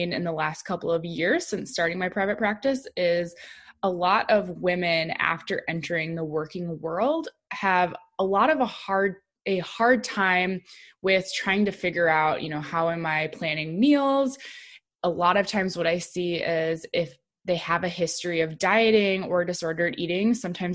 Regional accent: South Dakota, United States; moved away as an adult; also born or lived in Illinois; South Dakota State University, which is my home state

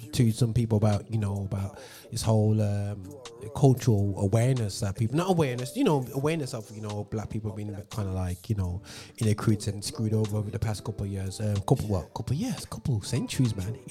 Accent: Birmingham, West Midlands, United Kingdom; my hometown, Birmingham

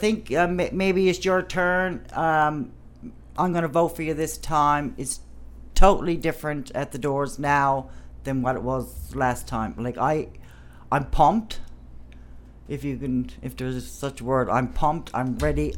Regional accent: Canada; I grew up in Ward 1, and I chose to stay in the East End because I love it there.

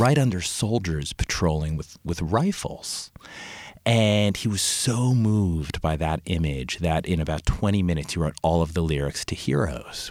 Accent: Long Island, New York, United States; my family were immigrants from Italy. And we grew up on Long Island

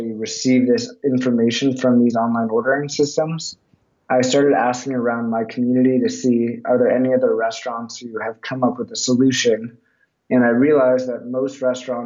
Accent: Los Angeles, California, United States; I grew up in Los Angeles, fourth generation of Canter's Deli

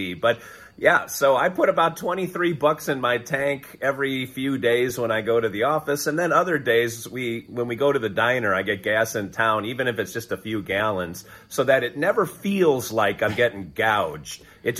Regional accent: Wisconsin, United States; moved away; I'm from Wisconsin

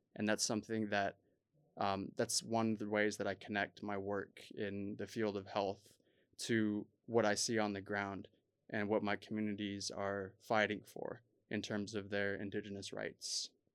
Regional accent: United States; also born or lived in South Dakota / Arizona; growing up as a Native American in the United States

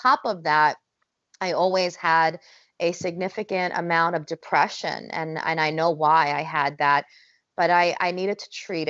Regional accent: New Jersey, United States; we're Italian, we're from North Jersey

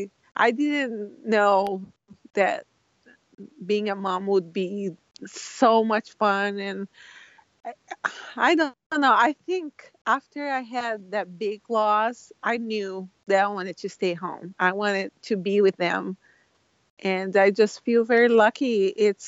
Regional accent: Brazil; now in Washington, United States; I moved here from Brazil, and I live in Washington, and it's gray a lot. The skies are gray. And I was a little sad to be here, and my family is all in Brazil.

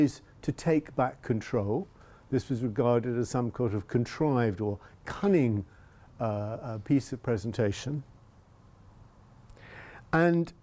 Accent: England, United Kingdom; I speak as an English European

